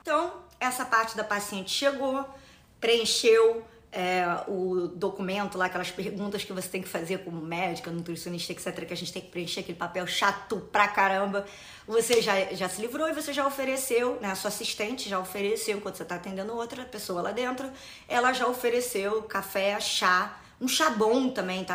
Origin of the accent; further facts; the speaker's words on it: Rio de Janeiro, Brazil; eu vou dar o exemplo do Rio de Janeiro, que é né, da minha cidade natal